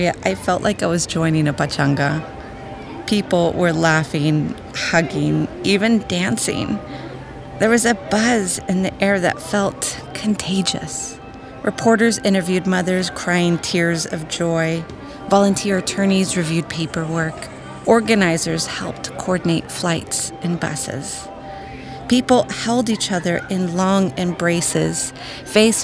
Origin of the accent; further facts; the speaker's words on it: Rio Grande Valley, Texas, United States; attorney, advocate, born and raised in the Rio Grande Valley